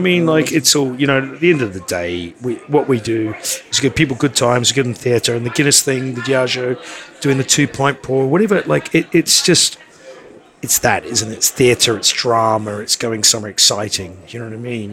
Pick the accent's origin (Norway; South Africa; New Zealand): New Zealand; moved away; I'm from New Zealand